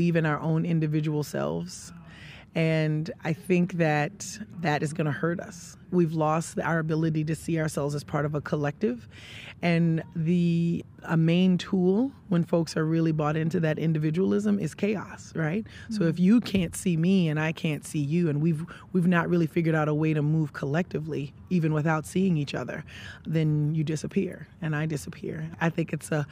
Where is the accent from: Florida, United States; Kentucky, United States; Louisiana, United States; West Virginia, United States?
Louisiana, United States; rural; I'm African American, raised in rural Louisiana